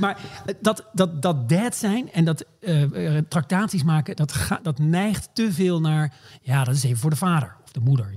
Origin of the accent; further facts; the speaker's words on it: Maastricht, Limburg, Netherlands; also born or lived in Groningen; now in New York, United States; Ik ben geboren in Groningen, maar opgegroeid in, in Limburg, in Maastricht